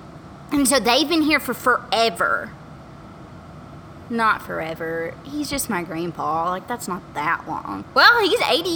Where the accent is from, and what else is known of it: Paris, Texas, United States; born or raised there; also born or lived in Virginia